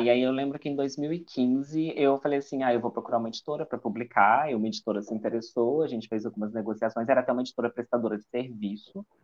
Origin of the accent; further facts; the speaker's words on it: Juiz de Fora, Minas Gerais, Brazil; accent: mineiro; Sou de Minas Gerais, a cidade de Juiz de Fora